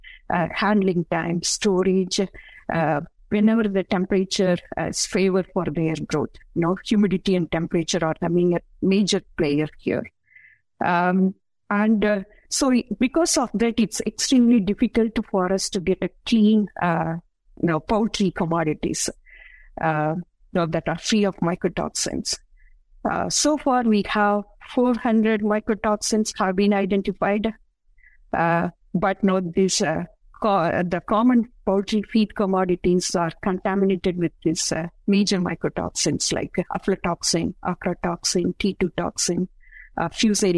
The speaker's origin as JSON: {"language": "English", "town": "Namakkal", "region": "Tamil Nadu", "country": "India", "tie": "born or raised there", "moved": "as an adult", "lives_now": "Athens, United States", "said": "I was born and raised in India"}